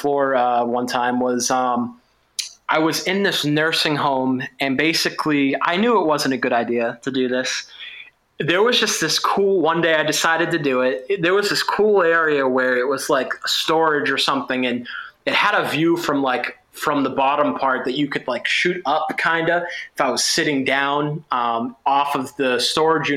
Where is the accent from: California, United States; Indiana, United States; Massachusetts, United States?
Massachusetts, United States; I'm from Massachusetts